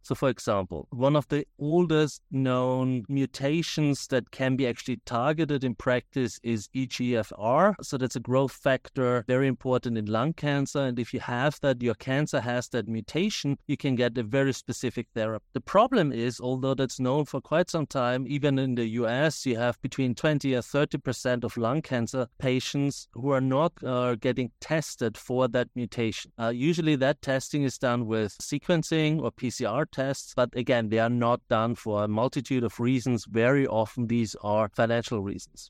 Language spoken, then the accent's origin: English; Austria; now in United States; As you can hear from my accent, I'm originally from Austria, but, uh, in the U S for a very, very long time